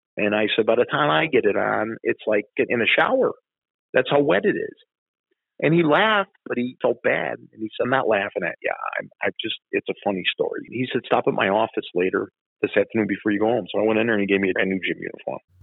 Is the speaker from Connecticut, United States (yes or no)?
no; Chicago, Illinois, United States; when I grew up in Bridgeport, you get in fights with kids